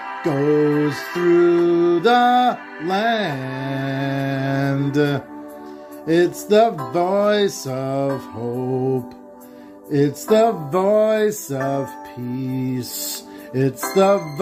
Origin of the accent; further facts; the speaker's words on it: Rhode Island, United States; also born or lived in Salem, Massachusetts; I'm from Little Rhodey.